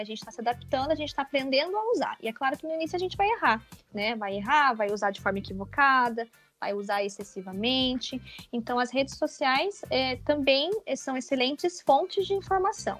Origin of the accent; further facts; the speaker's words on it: interior of Paraná, Brazil; moved away as an adult; also born or lived in Curitiba, Brazil; now in São Bento do Sul, Brazil; Eu sou do interior do Paraná. Eu sou paranaense, pé vermelho.